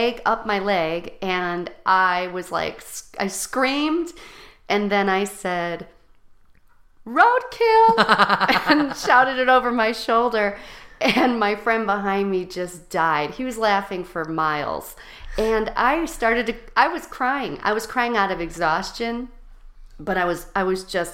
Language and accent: English; Chicago, Illinois, United States; I grew up in Chicago. Well, I grew up in the suburbs, then to Chicago. I moved to Chicago when I was about 12 years old and grew up here till I went to college